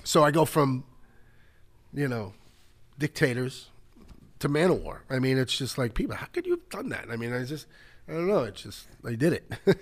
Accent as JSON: {"language": "English", "town": "New York City", "region": "New York", "country": "United States", "tie": "born or raised there", "also_born_or_lived": "Rego Park, Queens", "said": "when I was really young, growing up in the Bronx"}